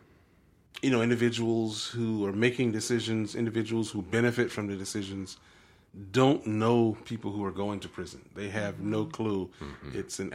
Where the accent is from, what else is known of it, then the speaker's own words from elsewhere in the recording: Deep South, United States; I grew up in the Deep South, and this was not the persona that we honored as matriarchs of our communities.